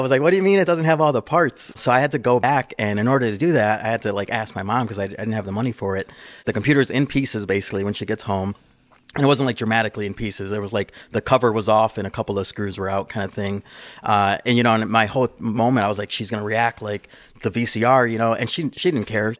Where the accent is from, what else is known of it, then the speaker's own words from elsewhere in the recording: Chicago, Illinois, United States; I grew up in, uh, Chicago. I lived on the east side of Chicago